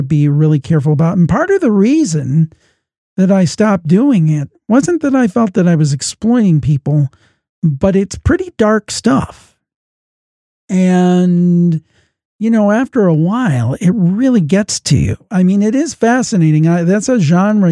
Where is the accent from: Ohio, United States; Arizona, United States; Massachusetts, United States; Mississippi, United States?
Ohio, United States; Cleveland; I'm from Cleveland, Ohio